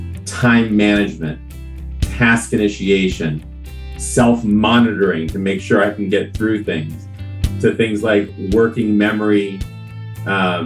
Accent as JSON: {"language": "English", "town": "Newton", "region": "Massachusetts", "country": "United States", "also_born_or_lived": "New York City", "said": "I'm originally from Newton, Massachusetts"}